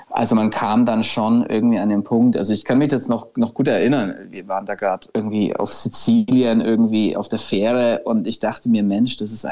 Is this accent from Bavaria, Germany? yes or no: yes; Nuremberg, Bavaria, Germany; now in Berlin, Germany; Also wir kommen, man muss dazu sagen, ursprünglich aus Nürnberg. Wir sind da schon auch, oft, aber wir leben jetzt momentan tatsächlich nicht mehr in Nürnberg.